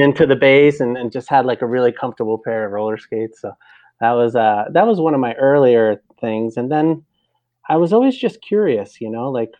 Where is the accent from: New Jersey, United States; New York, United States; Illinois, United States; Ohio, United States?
New Jersey, United States; New Jersey, uh, North Jersey, about maybe a half hour uh, west of Manhattan